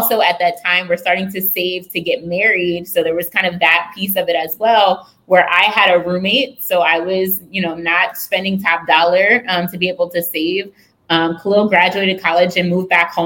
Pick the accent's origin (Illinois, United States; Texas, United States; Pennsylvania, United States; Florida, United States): Pennsylvania, United States; rural; now in Baltimore, United States; I grew up in Pennsylvania in like a farm town, rural Pennsylvania